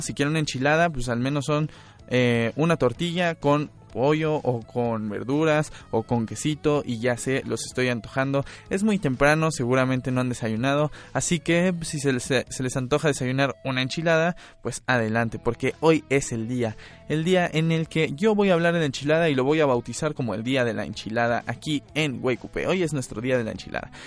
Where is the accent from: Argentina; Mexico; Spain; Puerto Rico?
Mexico; nuestra genética como mexicanos